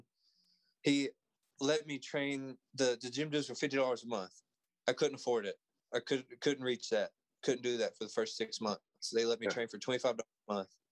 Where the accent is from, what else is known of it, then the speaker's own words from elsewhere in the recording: Hazard, Kentucky, United States; I'm from southeastern Kentucky at a place called Hazard, Kentucky